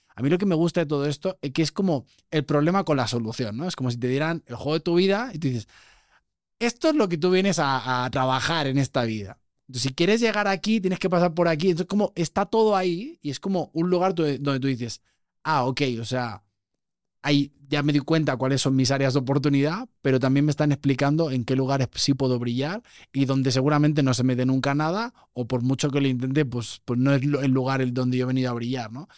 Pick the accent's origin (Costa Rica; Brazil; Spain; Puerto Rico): Spain; also born or lived in Mexico; Los que venimos de este mindset como muy español, muy europeo